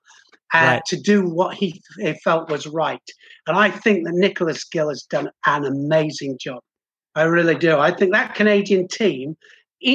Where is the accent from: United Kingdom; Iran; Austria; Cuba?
United Kingdom; I'm British